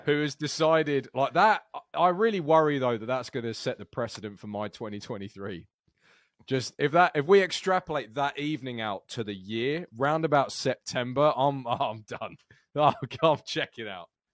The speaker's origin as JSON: {"language": "English", "country": "United Kingdom", "said": "unusually for a Brit"}